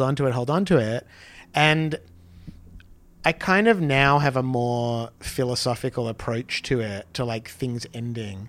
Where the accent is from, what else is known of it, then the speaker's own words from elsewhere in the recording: Australia; When I was a kid in Australia